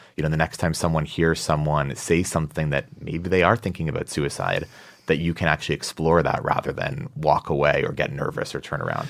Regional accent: Massachusetts, United States; now in New York, United States; I'm from Massachusetts

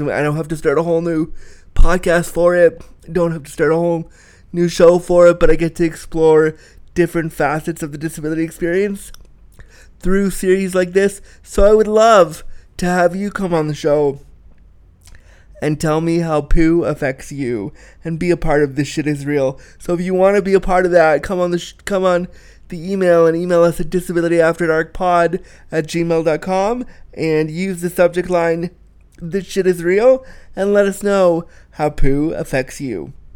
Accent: Orange County, California, United States; I was born in Orange County back in the day.

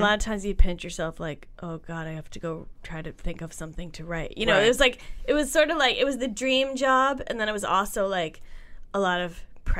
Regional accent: New York, United States; I said I was from New York

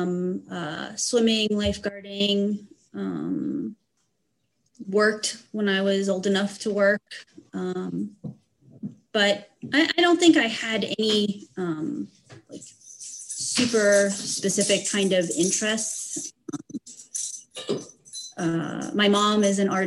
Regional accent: Eastern Pennsylvania, United States; now in Central Pennsylvania, United States; I grew up in Eastern Pennsylvania, currently live in Central Pennsylvania

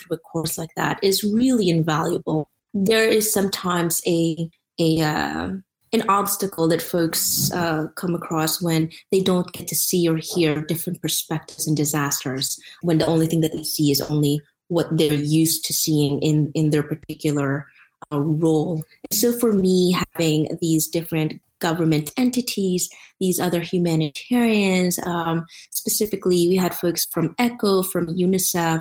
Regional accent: Philippines; now in United States; I grew up in the Philippines

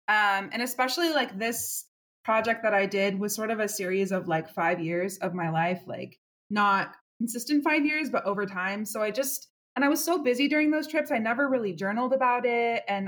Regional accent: Portland, Oregon, United States; now in Houston, United States; I'm originally from Portland, Oregon, but I currently live in Houston, Texas. I have a long story of moving all over the place

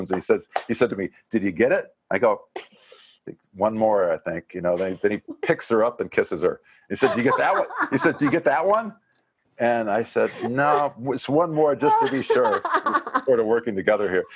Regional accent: Dubuque, Iowa, United States; my hometown in Dubuque, Iowa

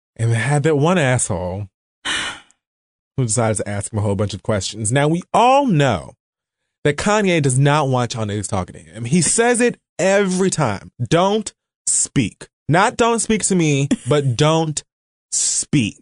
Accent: United States; I'm American

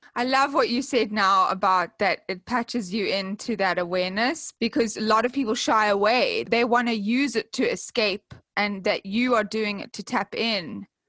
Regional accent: South Africa; i am from South Africa

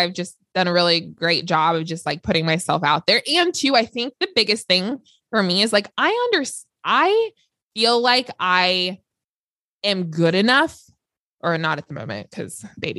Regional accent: Los Angeles, California, United States; I grew up in LA, so I am from Los Angeles, born and raised

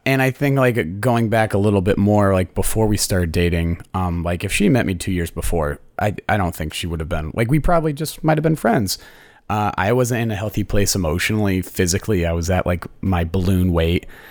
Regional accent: Connecticut, United States; moved away; i'm from connecticut

